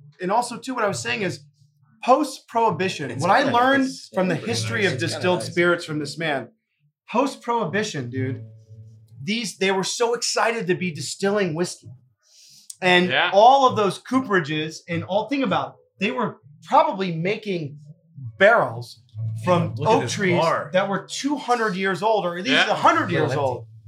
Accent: Deep South, United States; I'm from the Deep South

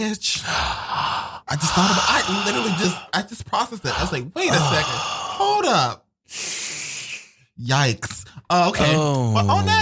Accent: Midwest, United States; I'm a nigga from the Midwest

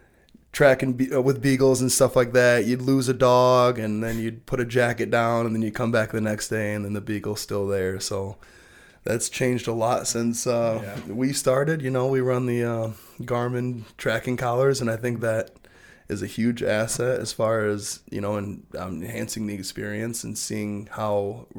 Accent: Belding, Michigan, United States; We grew up in Belding, so there's a lot of room for, generally it was first at pheasants and then kind of switched over once pheasants started disappearing from Western Michigan.

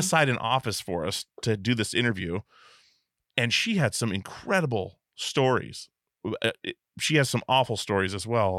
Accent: Alaska, United States; moved away; I was from Alaska

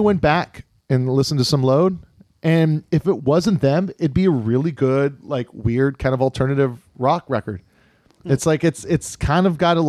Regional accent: Kailua, Hawaii, United States; I'm from Kailua.

